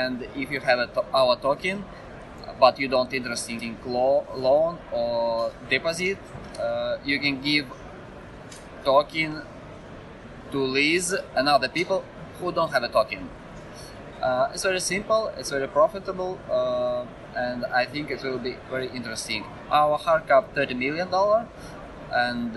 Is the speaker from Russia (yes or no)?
yes; Russia; I am from Russia